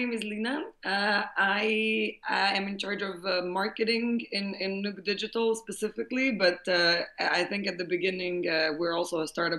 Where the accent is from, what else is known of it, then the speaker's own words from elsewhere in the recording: Slovenia; moved away as an adult; also born or lived in Paris / Monaco; now in Dublin, Ireland; I grew up in Slovenia